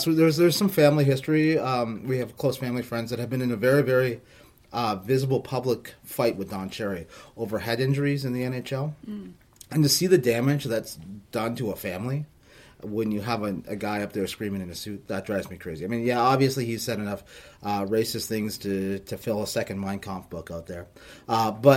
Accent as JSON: {"language": "English", "town": "Windsor", "region": "Ontario", "country": "Canada", "tie": "born or raised there", "also_born_or_lived": "Peterborough, Ontario", "said": "Growing up in Windsor"}